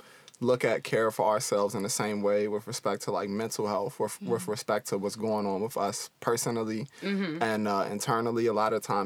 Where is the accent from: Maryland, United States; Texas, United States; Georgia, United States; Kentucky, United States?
Maryland, United States; D.C. area; moved away; where I'm from the Maryland, D.C. area.